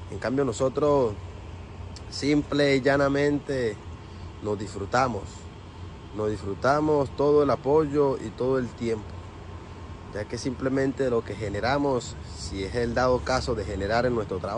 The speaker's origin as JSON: {"language": "Spanish", "country": "Venezuela", "lives_now": "United States", "said": "Muy feliz y contento por todo el apoyo que nos han brindado como venezolanos."}